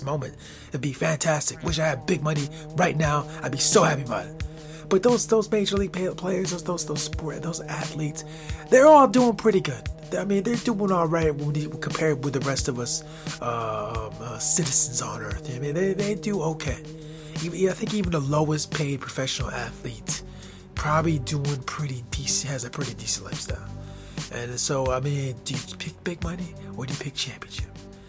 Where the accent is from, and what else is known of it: United States; born or raised there